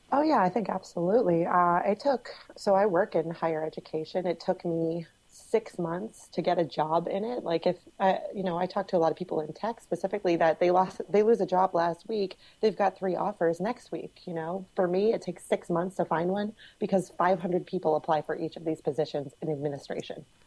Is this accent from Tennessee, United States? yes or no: no; Cape Cod, Massachusetts, United States; I'm from Cape Cod